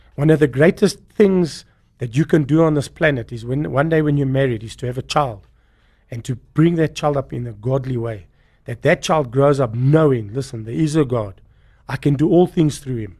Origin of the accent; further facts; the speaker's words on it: South Africa; I grew up in Bella Vista, where the poor people were